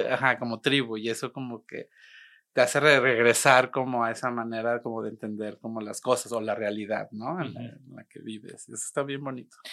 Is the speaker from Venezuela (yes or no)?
no; Monterrey, Nuevo León, Mexico; also born or lived in Guadalajara; Crecí aquí en Monterrey, sí. Nací en Guadalajara, pero crecí aquí en Monterrey, entonces soy, soy regimontano